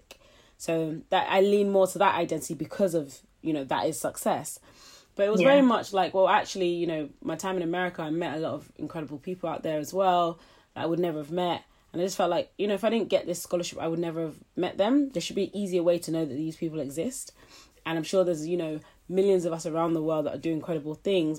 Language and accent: English; London, United Kingdom; also born or lived in Nottingham / Florida; I grew up in East London